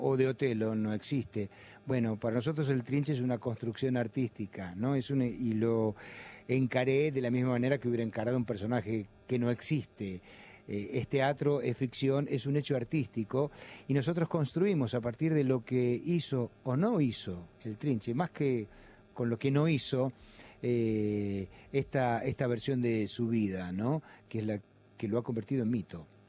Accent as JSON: {"language": "Spanish", "region": "Buenos Aires", "country": "Argentina", "tie": "born or raised there", "said": "he nacido al lado de la cancha de Boca y toda mi infancia y mi adolescencia me la he pasado en la cancha de Boca"}